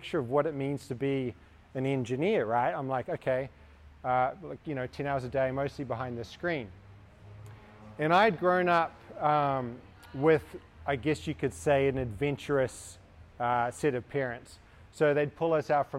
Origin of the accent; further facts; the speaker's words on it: New Zealand; moved away; I'm from New Zealand